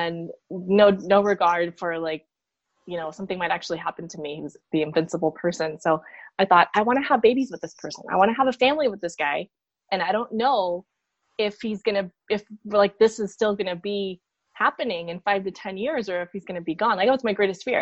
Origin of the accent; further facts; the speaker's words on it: Peru; moved away; I'm from Peru